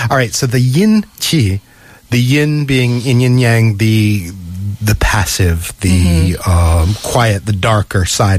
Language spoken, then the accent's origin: English; New England, United States; moved away; I come from New England where basically summer falls off a cliff and you suddenly get these dark days and these gray skies.